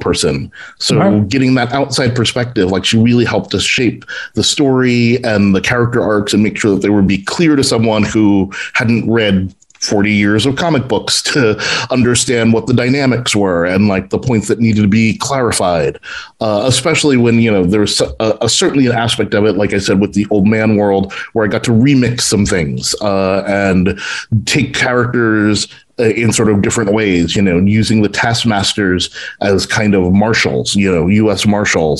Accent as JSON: {"language": "English", "region": "New York", "country": "United States", "said": "I'm from New York"}